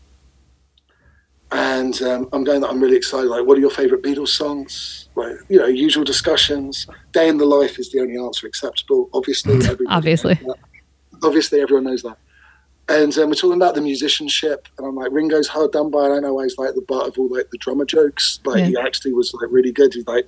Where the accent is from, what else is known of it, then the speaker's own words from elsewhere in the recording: England, United Kingdom; being English